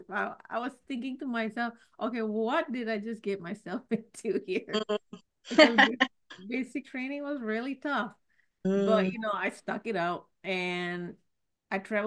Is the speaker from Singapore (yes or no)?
yes; Singapore; I was born and raised in Singapore